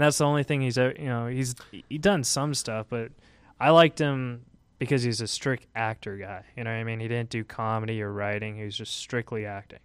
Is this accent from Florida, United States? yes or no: no; Huntington Beach, California, United States; I am from Huntington Beach